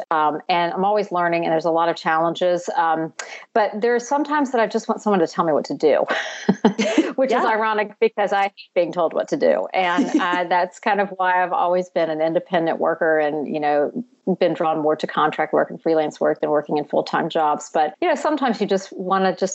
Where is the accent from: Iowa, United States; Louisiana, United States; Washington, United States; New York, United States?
Louisiana, United States; Baton Rouge; moved away as an adult; also born or lived in North Carolina; I am actually originally from Louisiana. I'm from Baton Rouge.